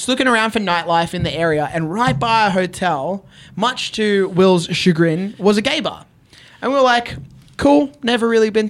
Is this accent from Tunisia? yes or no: no; Australia; And as an Australian, as a Filipino Australian, as someone from a place that they wouldn't anticipate to have a wrestling scene or a wrestling star